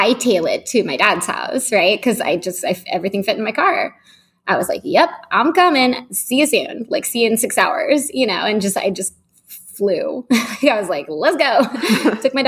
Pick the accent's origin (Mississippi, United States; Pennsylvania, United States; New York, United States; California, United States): California, United States; San Francisco; moved away as an adult; also born or lived in Los Angeles; now in San Francisco, United States; I'm from San Francisco and my family is still here